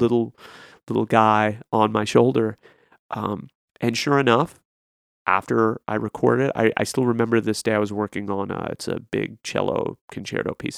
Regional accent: Lexington, Kentucky, United States; in some cultures like the one I had growing up in Lexington

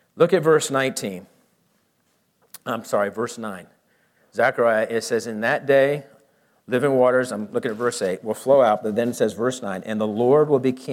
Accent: Camden, Maine, United States; moved away; I was born in the city of Camden, Maine, just 2 blocks off of Highway 1 as it goes through

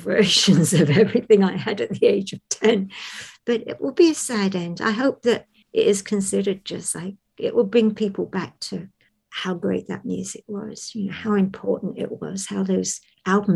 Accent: London, United Kingdom; I was born and raised in London

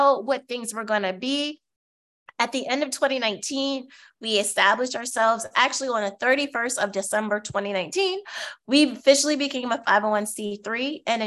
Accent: Baltimore, Maryland, United States; I'm from the Baltimore area

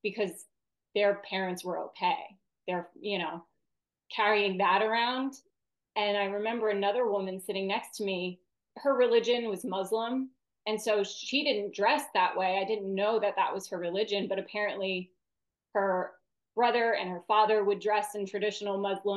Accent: New York City, New York, United States; We're all like tough kids from Staten Island.

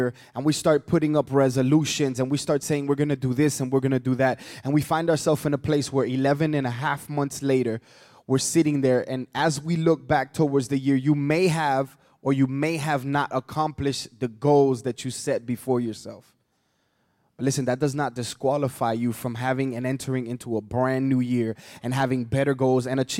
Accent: Atlanta, Georgia, United States; I'm from Atlanta

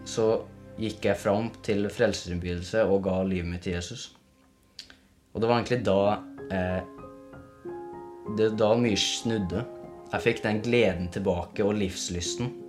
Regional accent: Levanger, Trøndelag, Norway; Jeg vokste opp i Levanger med en veldig voldelig far som sitter nå i fengsel.

